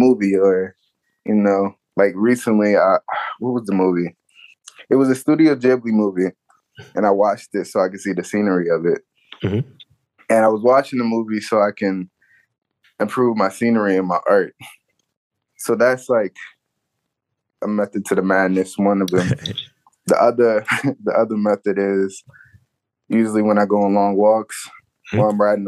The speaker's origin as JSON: {"language": "English", "area": "Prince George's County", "region": "Maryland", "country": "United States", "moved": "as an adult", "lives_now": "Baltimore, United States", "said": "I'm originally from PG County"}